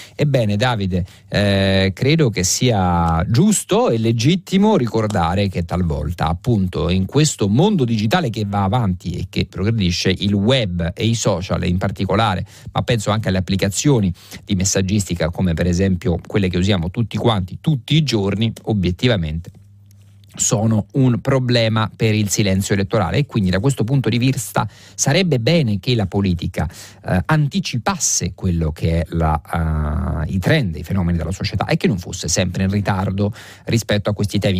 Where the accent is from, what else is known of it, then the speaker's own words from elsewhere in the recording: Rome, Lazio, Italy; lo dico da romano